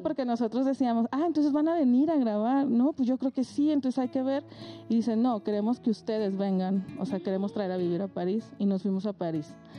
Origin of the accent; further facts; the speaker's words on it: Francisco I. Madero, Coahuila, Mexico; now in Mexico City, Mexico; yo vengo de Coahuila, de un lugar que se llama Francisco y Madero, que para ubicarnos en el mapa está cerquita de Torreón